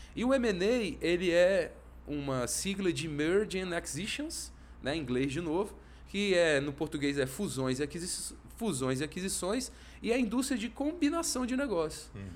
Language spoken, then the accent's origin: Portuguese; Brasília, Federal District, Brazil; sou de Brasília, vivia minha vida toda aqui